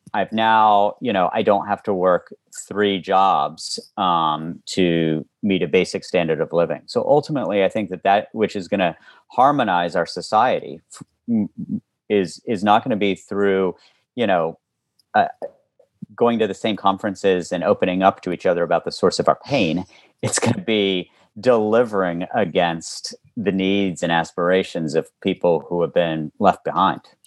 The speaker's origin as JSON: {"language": "English", "region": "West Virginia", "country": "United States", "tie": "born or raised there", "moved": "yes", "lives_now": "Baltimore, United States", "said": "where I live now in Baltimore as well as where I grew up in West Virginia"}